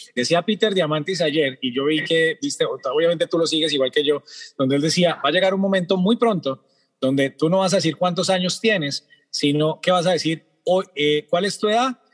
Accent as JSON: {"language": "Spanish", "country": "Colombia", "said": "hablemos como colombianos"}